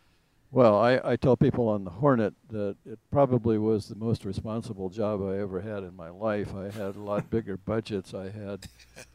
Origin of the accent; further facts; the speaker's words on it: Midwest, United States; moved away as an adult; also born or lived in Marquette, Michigan; I grew up in the Midwest